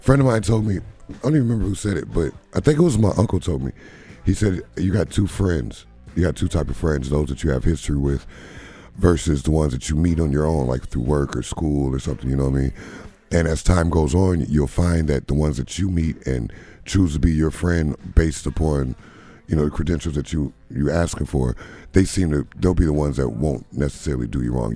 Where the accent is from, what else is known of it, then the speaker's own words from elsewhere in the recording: Beloit, Wisconsin, United States; now in Madison, United States; I'm, I'm in Madison, but I'm from Beloit